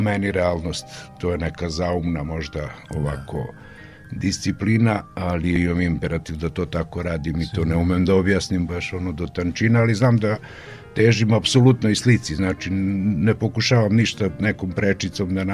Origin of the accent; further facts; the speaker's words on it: Opovo, Vojvodina, Serbia; rođen sam u Opovu, trenutno ima mislim 56 slikara na mesto da. od 5.500 duša.